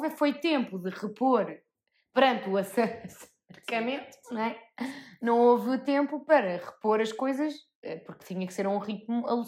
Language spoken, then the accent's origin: Portuguese; Portugal; que eu sou tuga e eu, como tuga, sou bom nisto